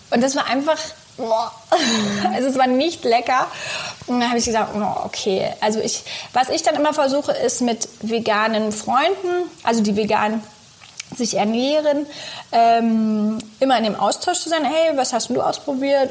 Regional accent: southern Brandenburg, Germany; Ich bin in Südbrandenburg groß geworden, schön auf dem Land

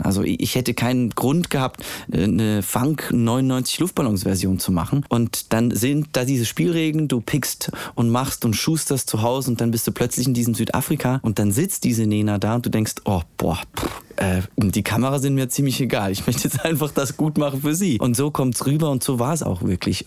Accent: Switzerland; Die Schweiz, wo ich herkomme, ist sehr klein

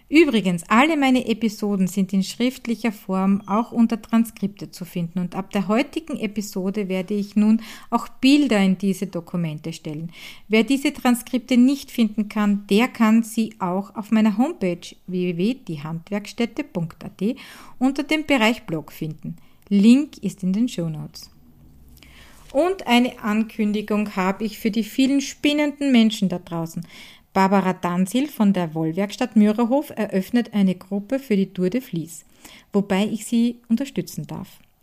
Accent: Hart bei Graz, Styria, Austria; von Die Handwerkstätte aus meiner Heimat in Hart bei Graz in der grünen Steiermark

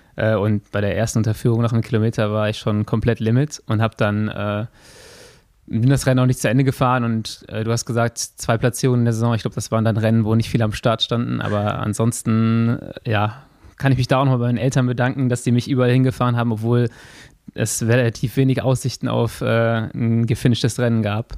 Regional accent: Germany; Ich komme aus Ports

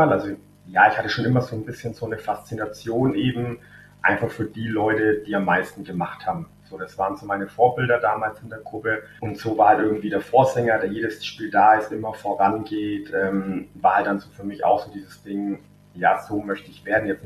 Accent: Fürth, Bavaria, Germany; Also unser Stadion, der Sportpark Kronhof, der steht ja im Laubenweg und ich bin eben im Laubenweg auch aufgewachsen, also in unmittelbarer Nähe zum Stadion

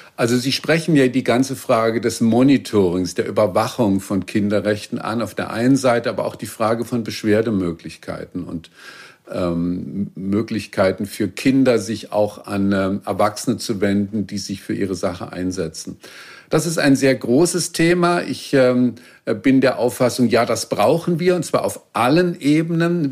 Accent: Baden-Württemberg, Germany; Ich bin in Baden-Württemberg zur Schule gegangen

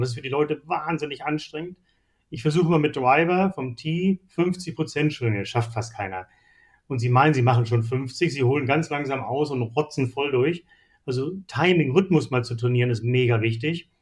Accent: Seevetal, Lower Saxony, Germany; Ich bin groß geworden in Hamburg-Hittfeld

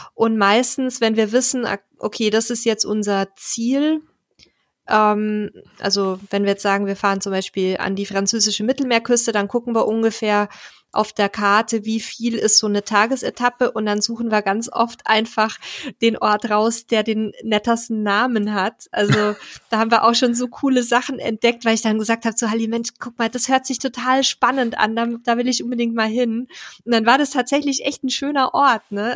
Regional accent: Donau-Ries, Bavaria, Germany; moved away; uns niedergelassen haben in meiner alten Heimat

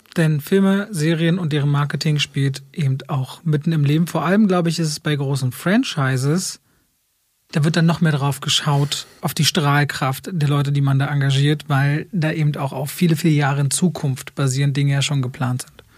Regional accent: Berlin, Germany; Ich bin in Berlin-Friedrichshain aufgewachsen und groß geworden

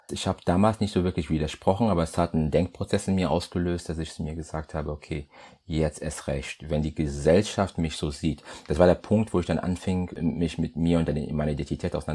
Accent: Madeira, Portugal; also born or lived in Democratic Republic of the Congo; Ich bin in der Demokratischen Republik Kongo geboren zu einer Zeit, als es noch sei ihr hieß, als ich dann drei Jahre alt war, bin ich mit meinen Eltern gemeinsam nach Portugal gezogen, auf die schöne Insel Madeira.

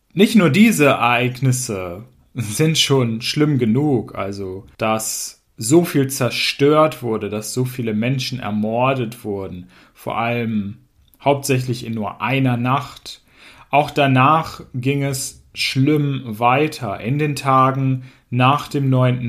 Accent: Hanover, Lower Saxony, Germany; aus meiner Heimatstadt Hannover

